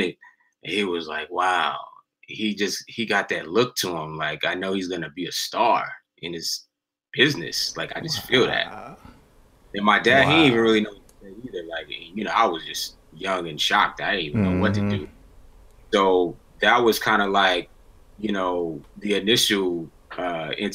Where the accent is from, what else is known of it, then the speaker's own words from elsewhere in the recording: New York City, New York, United States; now in Atlanta, United States; I'm from Queens, New York, by way of Atlanta now, but it all started in New York.